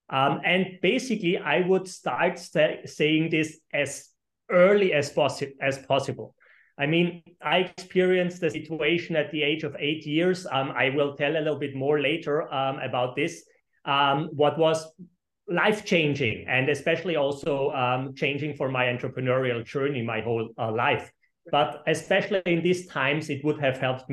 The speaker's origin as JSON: {"language": "English", "country": "Austria", "said": "I am originally from Austria, and I have two companies in Austria and two companies in Florida around Miami"}